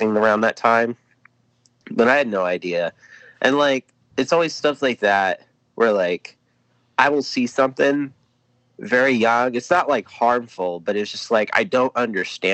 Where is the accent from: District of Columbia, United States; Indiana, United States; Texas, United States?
Indiana, United States; Lawrence; I grew up in Lawrence, Indiana, where I currently reside right now.